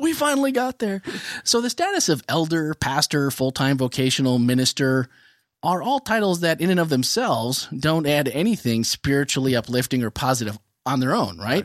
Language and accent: English; Midwest, United States; growing up in the Midwest